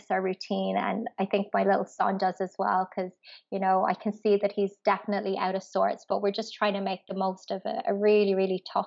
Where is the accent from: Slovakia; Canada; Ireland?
Ireland; moved away as an adult; as an expat, like I'm from Ireland